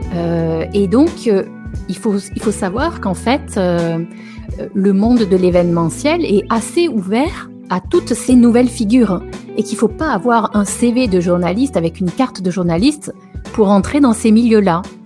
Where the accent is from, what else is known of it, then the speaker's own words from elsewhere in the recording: south of France, France; moved away as an adult; also born or lived in Paris; now in Italy; je suis originaire du sud de la France.